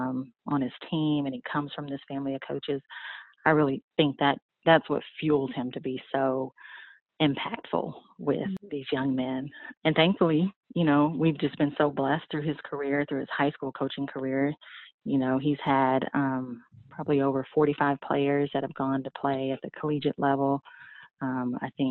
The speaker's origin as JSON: {"language": "English", "town": "East Palo Alto", "region": "California", "country": "United States", "tie": "born or raised there", "moved": "yes", "lives_now": "Nashville, United States", "said": "I was born and raised in East Palo Alto, California, which is that's where Facebook is"}